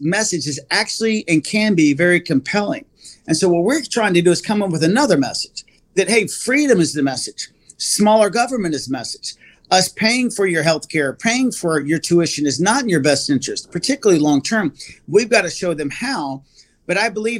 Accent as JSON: {"language": "English", "region": "Texas", "country": "United States", "said": "I'm from Texas."}